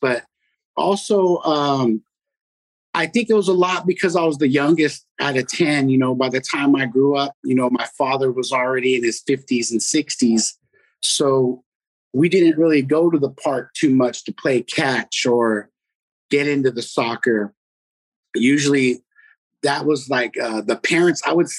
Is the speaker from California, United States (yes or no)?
yes; Fremont, California, United States; Growing up in Fremont was cool, man. Everybody was real friendly.